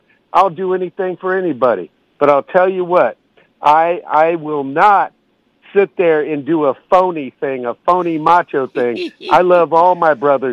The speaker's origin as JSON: {"language": "English", "town": "Oakland", "region": "California", "country": "United States", "said": "my Bay Area peeps, Oaktown, California"}